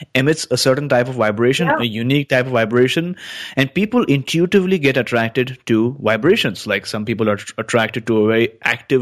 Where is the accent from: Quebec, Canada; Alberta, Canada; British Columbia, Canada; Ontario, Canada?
British Columbia, Canada; that's where I'm from